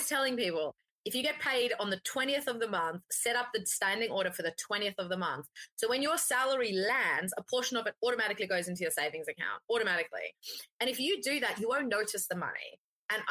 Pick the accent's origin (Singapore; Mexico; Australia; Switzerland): Australia; I'm Australian, right? I grew up on avo toast